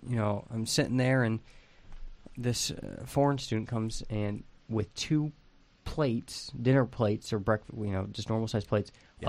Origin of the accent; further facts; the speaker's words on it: Ohio, United States; Growing up in Ohio, we had two season tickets to Purdue football games.